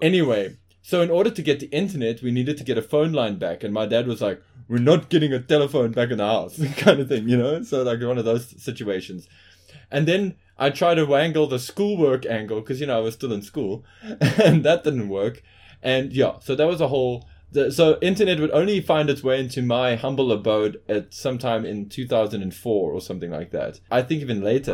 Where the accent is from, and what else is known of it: Johannesburg, Gauteng, South Africa